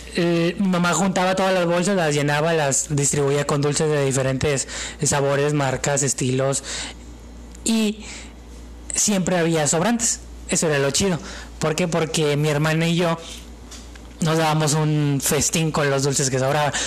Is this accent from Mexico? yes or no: yes; Mexico; como buen mexicano, güey, y de una familia tradicional, católico.